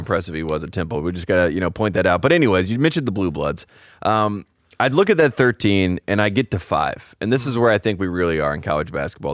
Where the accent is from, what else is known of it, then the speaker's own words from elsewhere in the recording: Henderson, North Carolina, United States; my hometown of Henderson, North Carolina